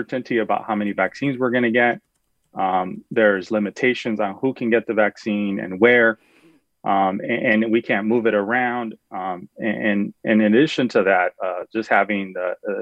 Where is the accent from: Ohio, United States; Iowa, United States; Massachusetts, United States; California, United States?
California, United States; as a Californian